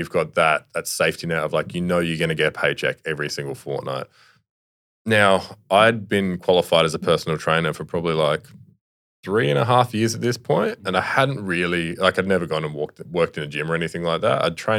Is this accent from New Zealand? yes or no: no; Sydney, New South Wales, Australia; born there; Like I said, I was born in Sydney, but like I didn't have any mates there or anything like that.